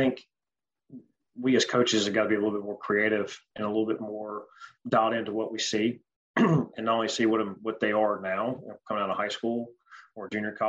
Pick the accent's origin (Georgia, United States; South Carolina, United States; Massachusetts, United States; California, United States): Georgia, United States; growing up in Georgia for years